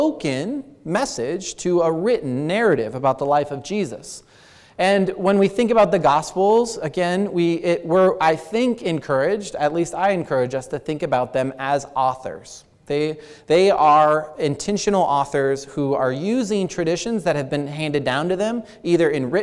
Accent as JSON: {"language": "English", "region": "Colorado", "country": "United States", "tie": "born or raised there", "said": "I grew up in Colorado"}